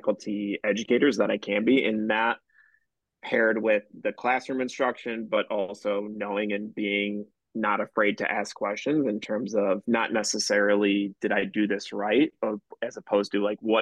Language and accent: English; Palatine, Illinois, United States; growing up in Palatine, living within like a block away from high school